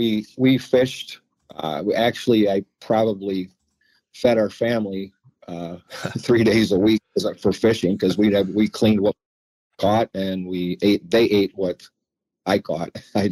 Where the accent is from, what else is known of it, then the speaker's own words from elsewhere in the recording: McFarland, Wisconsin, United States; I grew up in McFarland. Mom and Dad had their house there.